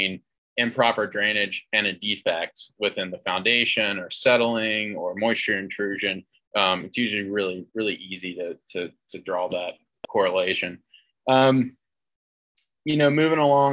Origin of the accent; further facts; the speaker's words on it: North Carolina, United States; also born or lived in Colorado; now in Denver, United States; I'm from North Carolina originally